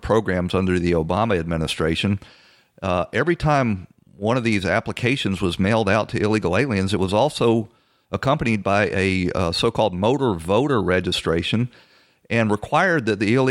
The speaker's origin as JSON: {"language": "English", "town": "Atlanta", "region": "Georgia", "country": "United States", "moved": "yes", "lives_now": "Florida, United States", "said": "I'm from Atlanta."}